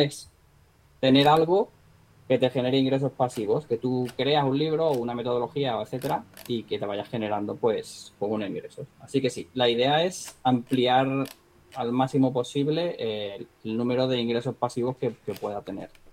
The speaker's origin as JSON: {"language": "Spanish", "town": "Marbella", "region": "Andalusia", "country": "Spain", "moved": "yes", "said": "de donde yo soy, de Marbella, de Marbella, Málaga"}